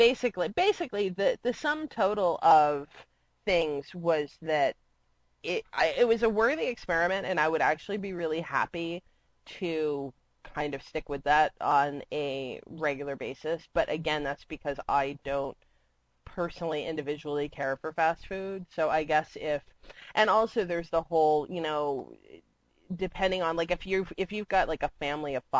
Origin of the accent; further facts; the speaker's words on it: Florida, United States; moved away; I grew up with them in Florida